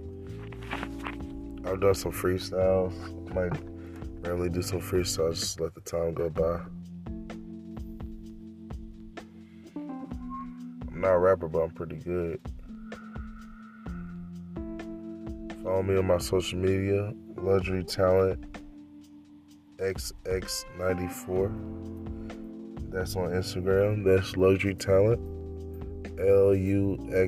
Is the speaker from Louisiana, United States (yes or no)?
yes; Louisiana, United States; also born or lived in Charlotte, North Carolina; now in San Jose, United States; I'm originally from Louisiana